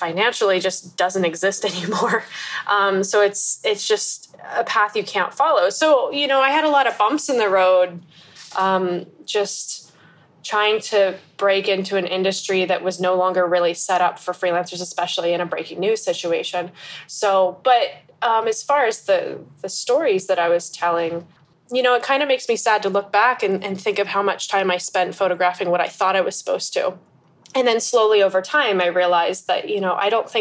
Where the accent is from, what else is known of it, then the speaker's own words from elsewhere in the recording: United States; moved away as an adult; also born or lived in Pennsylvania, United States / Egypt; now in Bangkok, Thailand; I'm an American photographer that's currently based in Bangkok